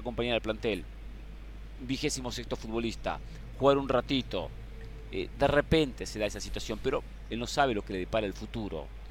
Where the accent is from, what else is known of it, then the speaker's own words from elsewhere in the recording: Argentina; como argentino